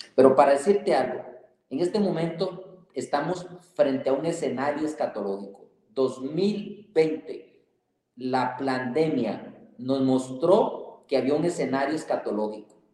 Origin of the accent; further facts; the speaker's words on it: Costa Rica; now in Mexico; como costarricense de nacimiento y mexicano de corazón